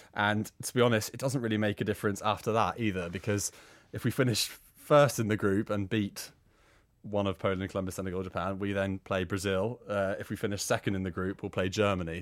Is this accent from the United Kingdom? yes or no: yes; Northern Ireland, United Kingdom; growing up in Northern Ireland